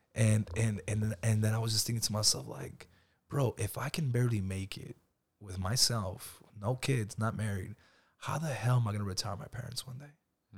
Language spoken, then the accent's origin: English; Lamont, California, United States; I grew up in Lamont, bro, and my dad used to come to Bakersfield